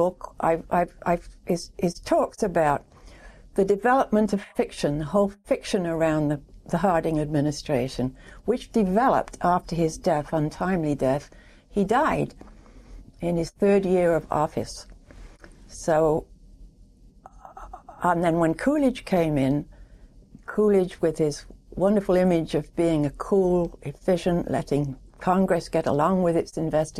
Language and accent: English; England, United Kingdom; moved away as an adult; now in United States; I'm an immigrant from England. I grew up in England, went to school in England.